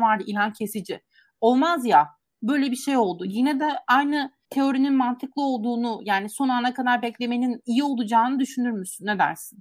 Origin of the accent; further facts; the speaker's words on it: Giresun, Turkey; ben Giresunluyum aslında